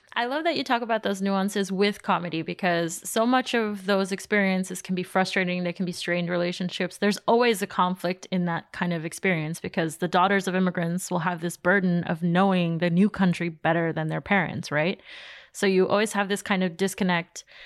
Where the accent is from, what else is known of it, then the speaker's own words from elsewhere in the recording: New York City, New York, United States; I grew up in Queens